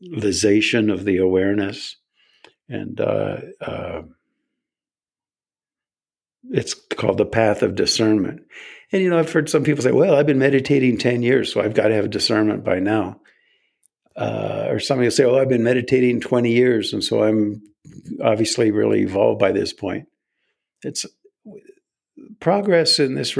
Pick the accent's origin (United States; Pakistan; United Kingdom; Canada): United States; I was born in America.